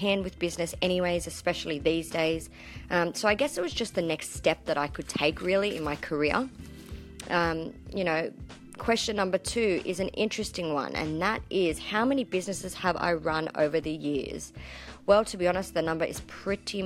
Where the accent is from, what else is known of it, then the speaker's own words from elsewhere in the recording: Sydney, New South Wales, Australia; also born or lived in country Queensland; now in Queensland, Australia; as you can probably tell from my accent, I come from a land down under. I was born in Sydney, Australia, to be exact.